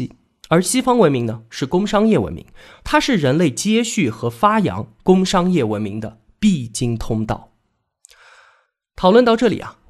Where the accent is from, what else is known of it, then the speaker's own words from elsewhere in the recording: China; 那说我们中国人没有哲科思维